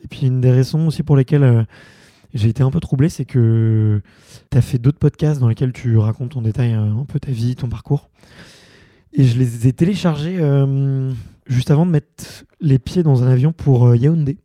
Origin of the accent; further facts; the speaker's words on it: Montreuil, Île-de-France, France; j'ai grandi à Montreuil